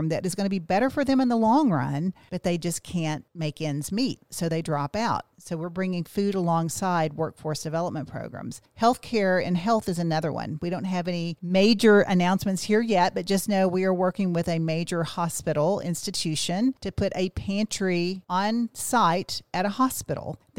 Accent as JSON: {"language": "English", "region": "Kentucky", "country": "United States", "tie": "born or raised there", "said": "Well, I grew up in Western Kentucky, and my family was much like many families."}